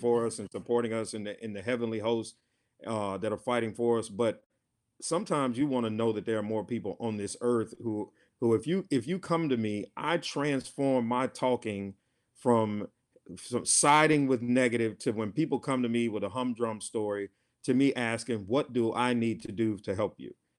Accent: Rome, Georgia, United States; now in Hazel Green, United States; I'm originally from Rome, Georgia, uh, city of Seven Hills, Three Rivers.

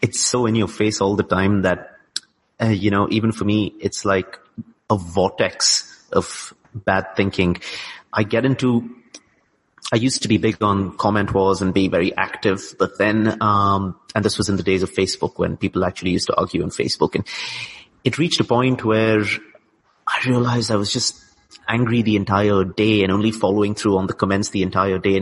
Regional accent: India; here I'm an Indian, but I would be classified as brown elsewhere

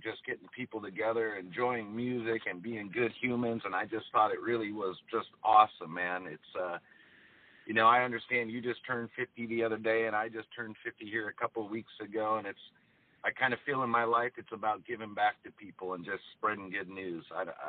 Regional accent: California, United States; I called you up because myself, I'm from Southern California.

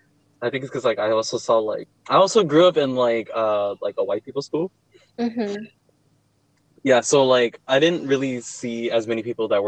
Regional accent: Stockton, California, United States; I did grow up in Stockton. I mean, like, I was born in Stockton, grew up here, but I would also, like, very regularly, when I was little, my parents would always, like, visit Peru a lot.

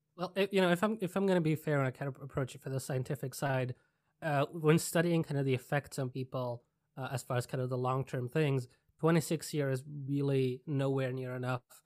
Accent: Czechia; moved away; I'm originally from Czech Republic

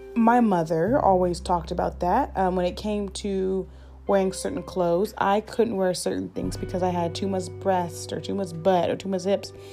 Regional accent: Columbus, Ohio, United States; born and raised in Columbus, Ohio

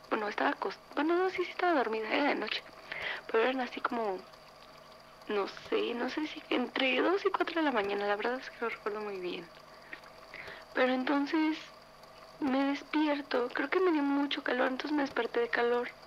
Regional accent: San Luis Potosí, Mexico; tengo 21 años y soy de San Luis Potosí, México.

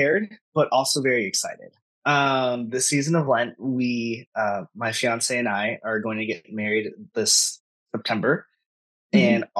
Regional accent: Philippines; I am Filipino

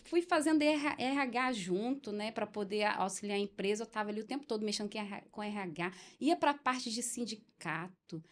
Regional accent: Brazil; eu cresci em José de Anchieta

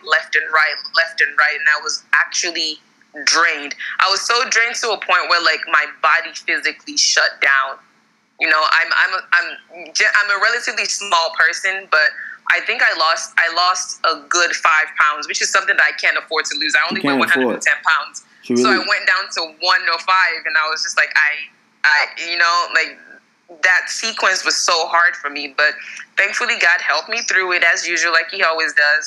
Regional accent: Maryland, United States; moved away; also born or lived in Texas, United States; I'm from Maryland originally

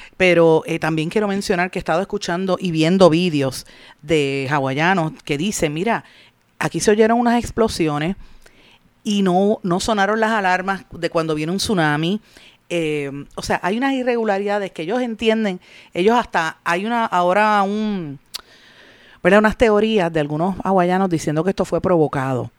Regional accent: Puerto Rico

